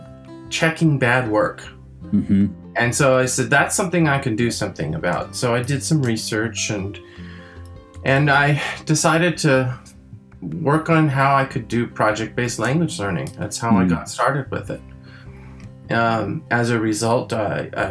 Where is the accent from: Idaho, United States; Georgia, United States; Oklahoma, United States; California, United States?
California, United States; first language French; English is a second language; also born or lived in France; I grew up in California, my family came from Quebec